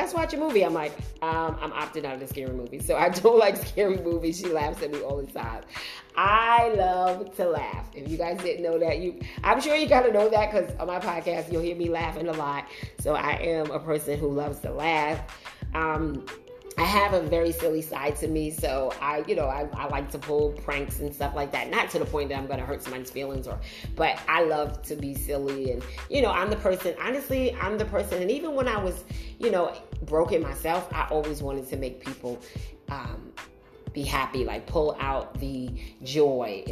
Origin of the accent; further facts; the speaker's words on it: New York City, New York, United States; moved away as an adult; now in New Jersey, United States; I grew up in Brooklyn and I now live in Jersey